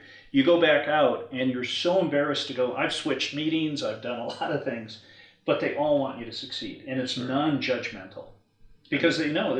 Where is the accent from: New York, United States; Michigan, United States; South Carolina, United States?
Michigan, United States; I grew up in Michigan.